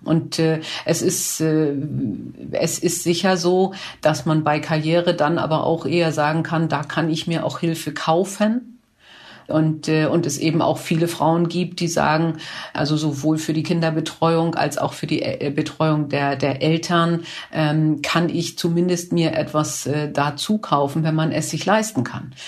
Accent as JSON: {"language": "German", "town": "Kiel", "region": "Schleswig-Holstein", "country": "Germany", "said": "ich komme ja aus Kiel"}